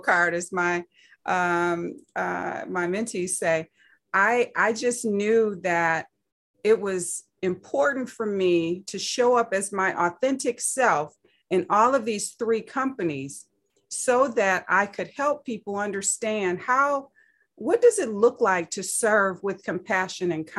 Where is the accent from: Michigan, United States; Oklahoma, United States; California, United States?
Michigan, United States; Saginaw; I grew up in Saginaw, Michigan